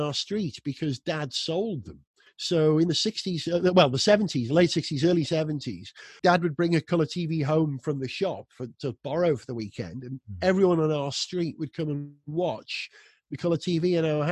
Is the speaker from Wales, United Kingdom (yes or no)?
yes; North Wales, United Kingdom; I was brought up in North Wales